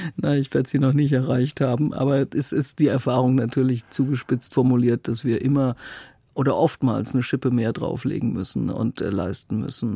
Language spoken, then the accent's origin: German; North Rhine-Westphalia, Germany; moved away as an adult; also born or lived in Bamberg / Berlin; ich komme eigentlich aus Westfalen